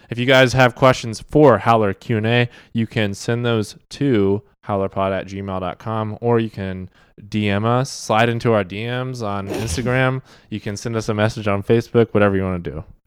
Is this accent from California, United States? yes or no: no; Wichita, Kansas, United States; moved away as an adult; also born or lived in Missouri; now in Kansas City, Missouri, United States; We're both Kansans originally.